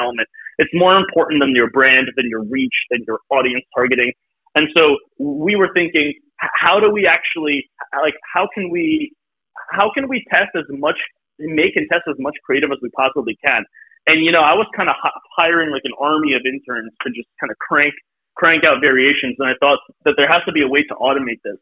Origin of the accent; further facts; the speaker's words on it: Brooklyn, New York, United States; I grew up in Brooklyn.